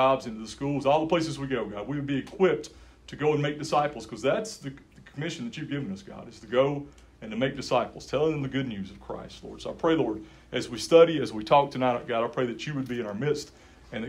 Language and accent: English; Yakima County, Washington, United States; I grew up in Yakima County